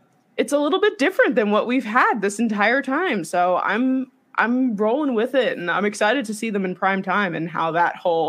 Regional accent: New York City, New York, United States; I'm not from North Jersey, but – as someone from Staten Island, this is something that I've done my entire life.

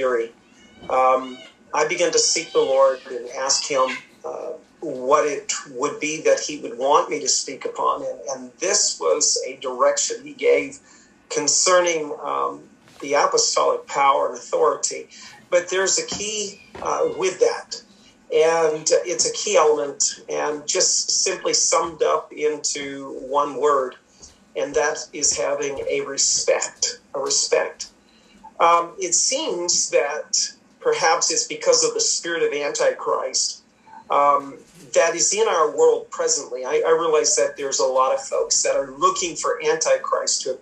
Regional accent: Maine, United States; moved away as an adult; now in Sussex, Canada; originally from the state of Maine, born and raised in Maine, both Daphne

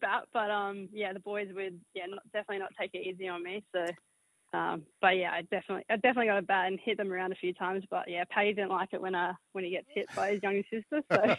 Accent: Queensland, Australia; moved away as an adult; now in South Australia, Australia; I'm from Queensland. Moved over 3 years ago

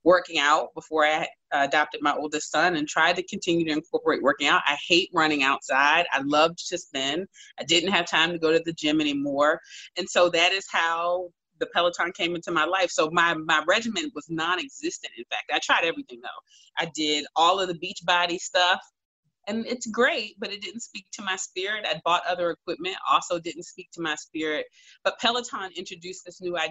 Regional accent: Washington, District of Columbia, United States; while I was deputy mayor in my hometown of Washington, D.C.

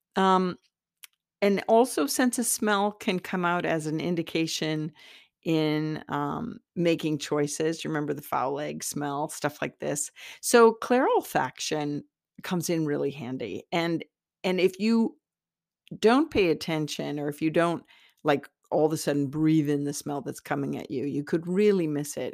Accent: Iowa, United States; I'm from Iowa, the Iowa soil

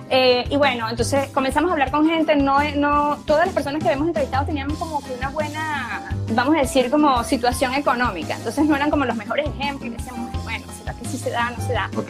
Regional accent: Venezuela; moved away as an adult; yo soy una venezolana, médico. Eh, salí de mi país el primero de enero del 2013 junto

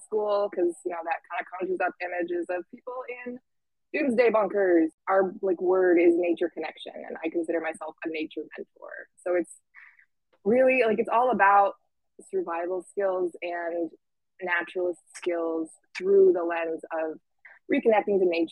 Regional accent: Iowa, United States; moved away as an adult; now in Bellingham, United States; I am originally from Iowa. I lived there for 18 years, was born there, and now I am calling in from Bellingham, Washington

